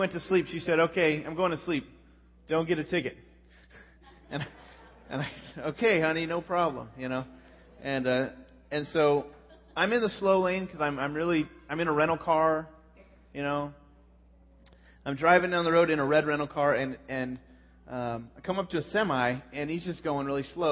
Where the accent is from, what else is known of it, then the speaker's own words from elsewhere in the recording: California, United States; I'm from California